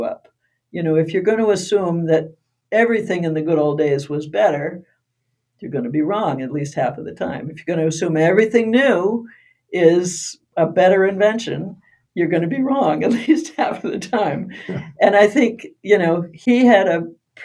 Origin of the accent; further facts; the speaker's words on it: United States; growing up in Brooklyn, a very small town